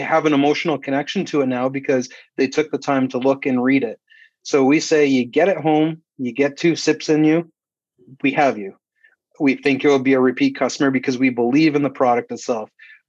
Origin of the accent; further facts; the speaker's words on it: Canada; You know, we talk about it's an American style beer, but we're Canadian. He's a lumberjack wearing plaid. So stereotypical of us.